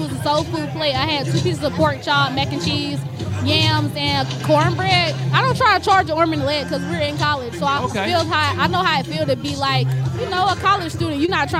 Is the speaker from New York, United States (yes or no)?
no; Valdosta, Georgia, United States; I'm from the South. I'm really from Valdosta, Georgia.